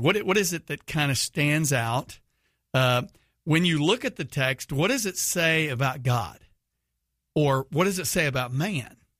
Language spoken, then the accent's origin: English; Houston, Texas, United States; living in Houston